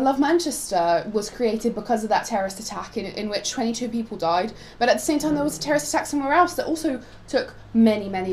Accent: Poland; moved away; I'm from Poland, like we previously established. I'm from Poland

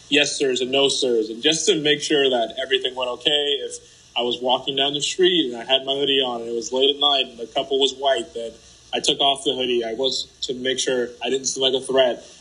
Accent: United States; also born or lived in Haiti; It has been

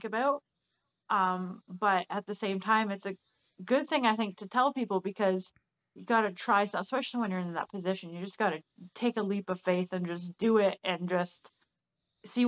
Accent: Barrie, Ontario, Canada; moved away as an adult; now in British Columbia, Canada; I'm from Ontario, actually. Like, Barrie, okay. Ontario, where I'm from.

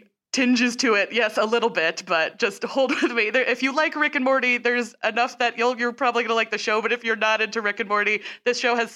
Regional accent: Canada; because I'm Canadian

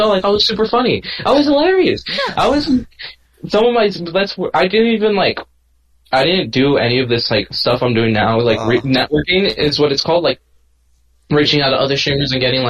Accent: California, United States; Everyone knows I'm from California

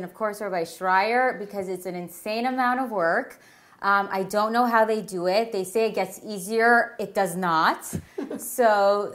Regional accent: Toronto, Ontario, Canada; now in Teaneck, United States; I'm from Toronto.

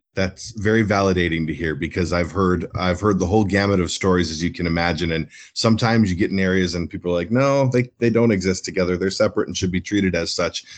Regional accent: Minneapolis, Minnesota, United States; I'm born and raised in, in North Minneapolis

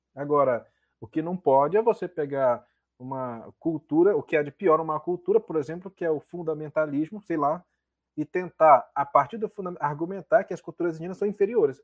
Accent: Nova Olinda do Norte, Amazonas, Brazil; also born or lived in Aldeia Quatá, Borba; Eu, eu, eu nasci em Nova Olinda, mas fui registrado como, como nascido no Quatá, né? Por conta da, na época, tem todo um, um processo lá. E vivi um, boa parte da, da vida, da infância, na verdade, entre a aldeia Quatá e o município de Nova Olinda do Norte

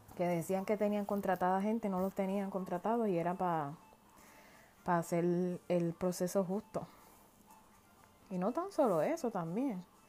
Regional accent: Puerto Rico; moved away as an adult; now in United States; Yo soy nacida y criada en Puerto Rico

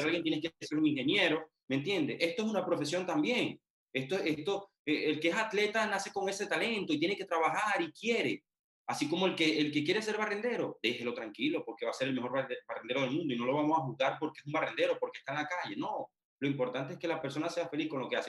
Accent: Venezuela; moved away as an adult; now in Poland; yo soy venezolano, sí, yo estoy en un país extranjero.

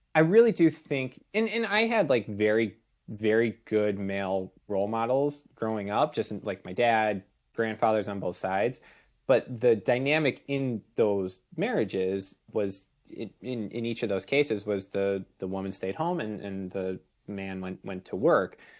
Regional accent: Chicago, Illinois, United States; moved away as an adult; also born or lived in Saint Louis; we're originally both from the Chicago area.

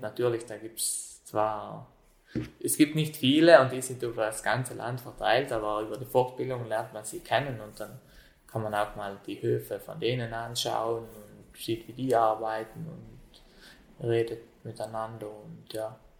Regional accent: South Tyrol, Trentino-Alto Adige, Italy; wohne, wohne schon seit meiner Kindheit hier am Hof

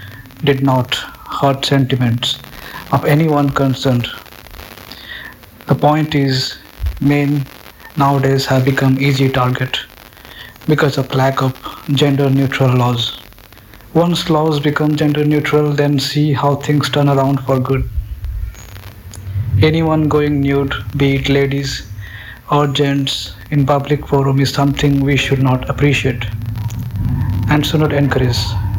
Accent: Odisha, India; I am from Odisha, India.

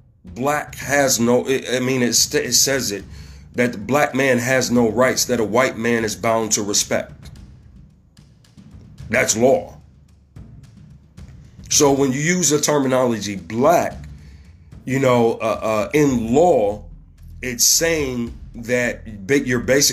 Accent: Ohio, United States; here in my home state, Ohio

